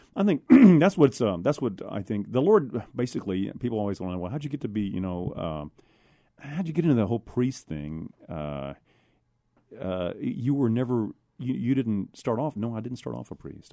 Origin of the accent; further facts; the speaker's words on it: San Antonio, Texas, United States; I was born and raised here in San Antonio, Texas.